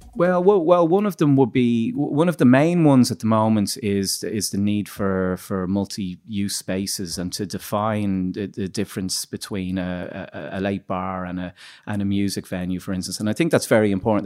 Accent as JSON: {"language": "English", "town": "Dublin", "region": "Leinster", "country": "Ireland", "said": "we're from Dublin"}